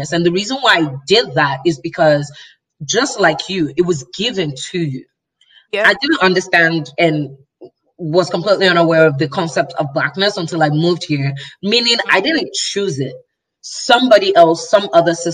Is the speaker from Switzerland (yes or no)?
no; Nigeria; also born or lived in Chicago, United States; So if I didn't grow, I was born in Chicago actually. So I was born in the US. Yeah. But I was raised in Nigeria by Nigerian by a Nigerian family.